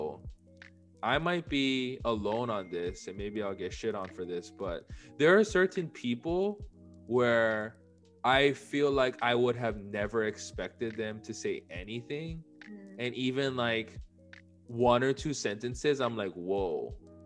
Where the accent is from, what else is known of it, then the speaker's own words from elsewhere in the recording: Hawaii, United States; we're both from Hawaii